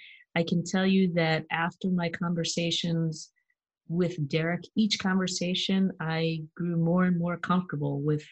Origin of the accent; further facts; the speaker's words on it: New York, United States; moved away; I grew up in New York